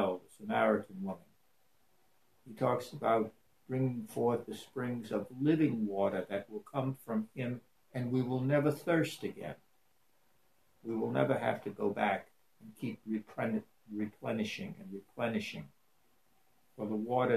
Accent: New Orleans, Louisiana, United States; growing up in New Orleans, being a New Orleanian back in the 50s and even today?

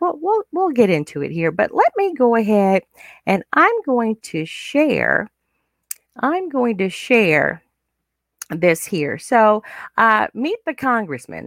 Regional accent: United States; African American, we are African American

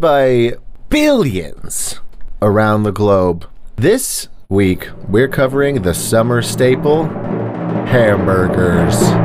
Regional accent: Texas, United States; I'm from Texas.

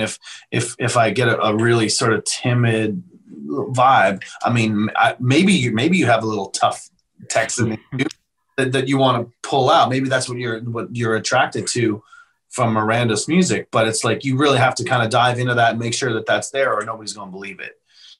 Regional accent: Canada; now in Nashville, United States; And so I came from Canada to Nashville

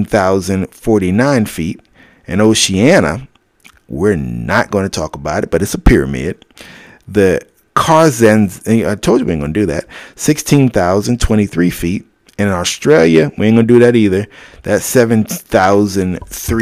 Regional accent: United States; We're American

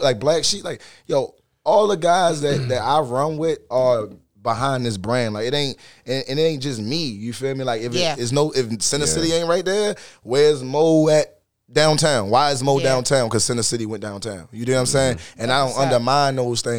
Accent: Baltimore, Maryland, United States; I grew up on Patterson Park

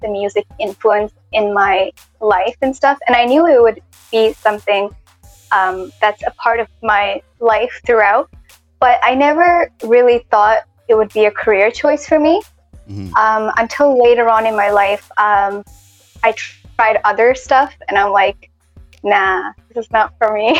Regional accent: Toronto, Ontario, Canada; moved away as an adult; now in India; I was born and brought up in Toronto, Canada

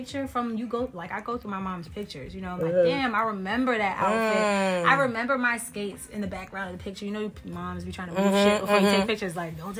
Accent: Worcester, Massachusetts, United States; moved away; Originally from Massachusetts. Worcester

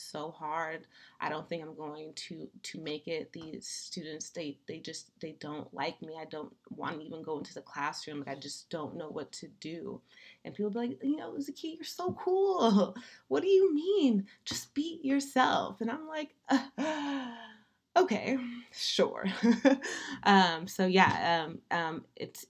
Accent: Daly City, California, United States; also born or lived in San Leandro, California; I grew up in Daly City, California

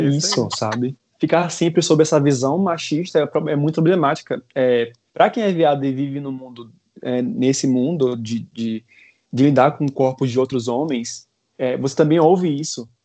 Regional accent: Salvador, Bahia, Brazil; moved away; eu venho de Salvador

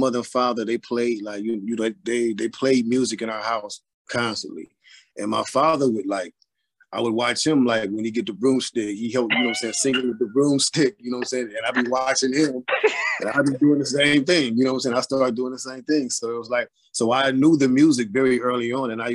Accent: Cleveland, Ohio, United States; I was born and raised in Cleveland, Ohio.

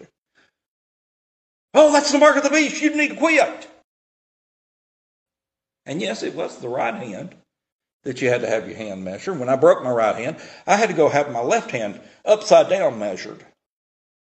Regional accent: Tennessee, United States; I'm from Tennessee

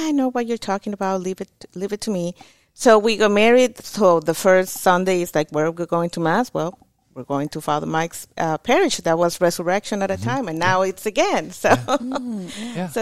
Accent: Mexico; English is a second language; moved away as an adult; now in Tulsa, United States; I'm from Mexico, obviously born in Mexico. But I've been here in Tulsa or in the Tulsa area since

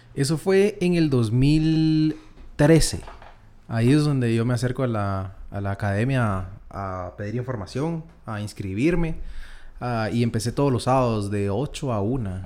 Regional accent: Quetzaltenango, Guatemala; now in Guatemala City, Guatemala; Luego me voy yo a Shela eh, con mis papás y estuve hasta el año 2010, más o menos, que es cuando ya me vengo a, vivir a Guatemala con mi papá.

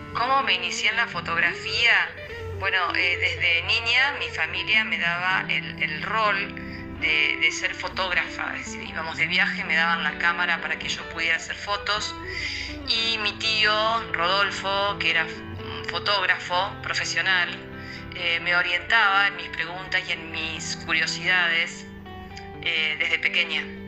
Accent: Santa Fe, Argentina; now in Esperanza, Argentina; nací en Santa Fe, ciudad de argentina. Vivo en Esperanza, ciudad de argentina

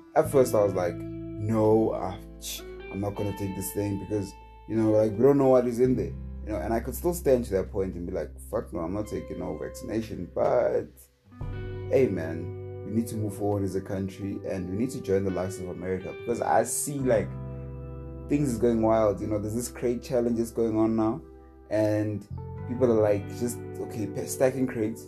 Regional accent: South Africa; as a South African

